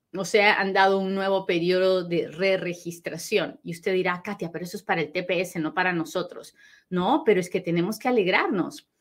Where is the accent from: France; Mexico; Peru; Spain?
Peru; moved away; soy bien peruana, pero bien peruana y hablo bien rápido